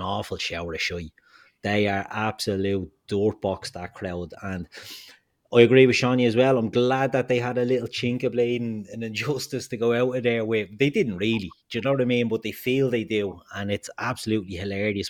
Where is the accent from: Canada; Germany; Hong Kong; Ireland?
Ireland; also born or lived in Dublin; we're all Irish